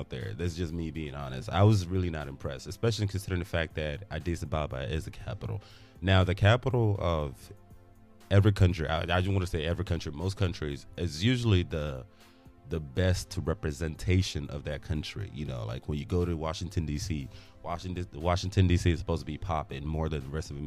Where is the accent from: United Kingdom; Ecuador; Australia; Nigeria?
Nigeria; also born or lived in United States; I am Nigerian and I'm also American